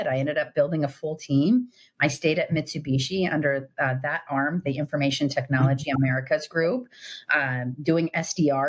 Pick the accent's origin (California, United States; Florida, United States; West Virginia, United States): California, United States; Silicon Valley; I grew up in the heart of the Silicon Valley